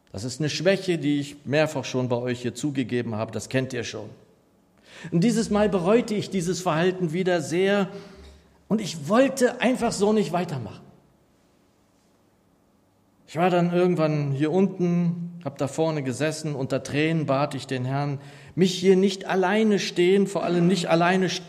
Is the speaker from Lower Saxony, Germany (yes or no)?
yes; Northeim, Lower Saxony, Germany; Als ich so ein junger Gläubiger war, so wie du, Kalito, da sangen wir in meiner Heimatgemeinde in Niedersachsen in Nordheim eigentlich immer am Ende jedes Gottesdienstes ein Segenslied.